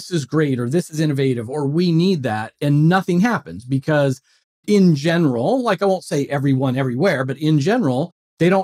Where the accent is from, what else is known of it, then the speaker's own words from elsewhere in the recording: just outside Philadelphia, Pennsylvania, United States; I'm from just outside Philadelphia